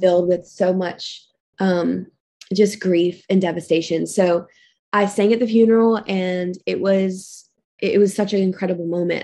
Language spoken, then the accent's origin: English; Lexington, Kentucky, United States; I grew up in Lexington, and I had, like, a really great childhood